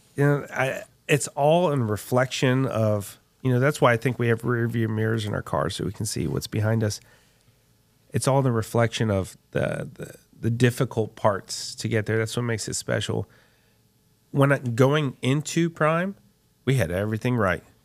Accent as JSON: {"language": "English", "region": "Texas", "country": "United States", "tie": "born or raised there", "said": "my father came from Puerto Rico, uh, to get his P H D, Texas A and M, and I was born in Texas"}